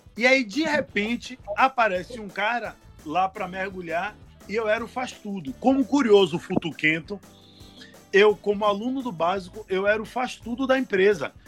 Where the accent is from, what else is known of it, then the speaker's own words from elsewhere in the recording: Salvador, Bahia, Brazil; eu sou de Salvador